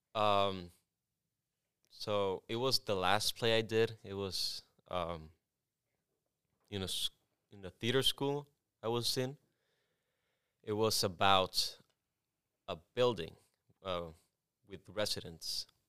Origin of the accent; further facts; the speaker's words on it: Culiacán, Sinaloa, Mexico; English is a second language; also born or lived in Tepic, Nayarit, Mexico; now in United States; I lived there until I was six, and then I moved to Culiacán, Sinaloa, which is my, it's my hometown